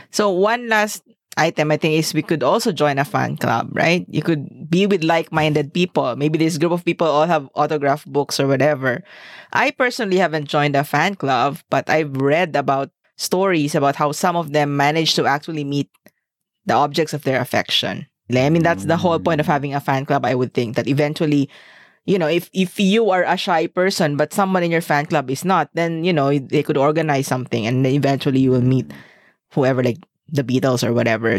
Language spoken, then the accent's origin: English; Zamboanga, Zamboanga Peninsula, Philippines; we are from Zamboanga